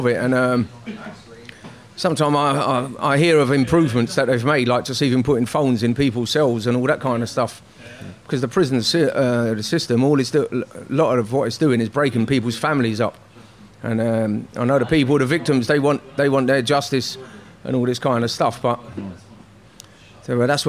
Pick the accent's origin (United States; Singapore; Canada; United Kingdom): United Kingdom; London; I was from North West